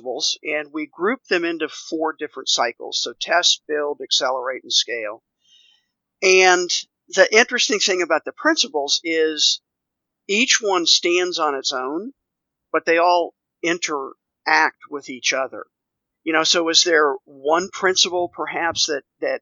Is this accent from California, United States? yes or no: no; Washington, District of Columbia, United States; moved away as an adult; also born or lived in Texas; now in Nashville, United States; both my wife and I grew up in the Washington, D.C. area